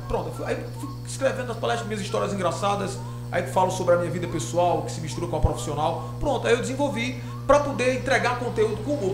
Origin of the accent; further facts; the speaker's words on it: Crato, Ceará, Brazil; eu nasci no Crato